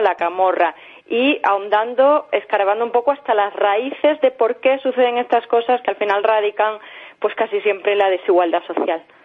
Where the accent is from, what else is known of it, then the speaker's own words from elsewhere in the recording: Villanueva de la Serena, Extremadura, Spain; moved away as an adult; also born or lived in Seville / Mérida; now in Madrid, Spain; Nací en Sevilla, pero me he criado en Villanueva la Serena